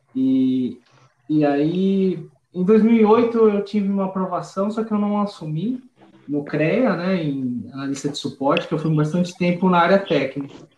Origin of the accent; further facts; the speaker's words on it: São Paulo, Brazil; eu sou de São Paulo